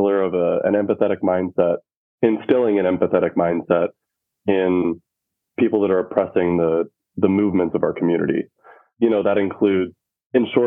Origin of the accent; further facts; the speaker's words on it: Utah, United States; moved away as an adult; also born or lived in North Dakota; now in Chicago, United States; I grew up in Utah and I went to college in North Dakota.